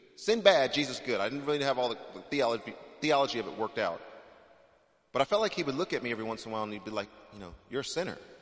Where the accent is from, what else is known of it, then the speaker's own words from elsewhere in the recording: Texas, United States; moved away; I'm originally from Texas